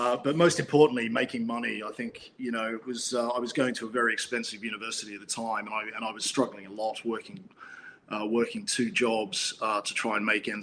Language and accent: English; Canberra, Australian Capital Territory, Australia; moved away as an adult; now in United Kingdom; I'm actually a native Aussie. So I was born in Canberra and was educated in Canberra